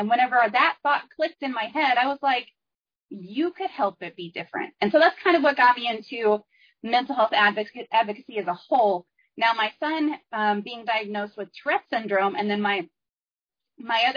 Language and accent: English; Texas, United States; I'm from Texas